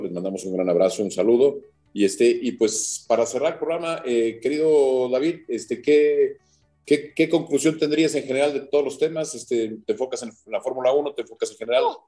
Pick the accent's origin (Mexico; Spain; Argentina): Mexico; como mexicano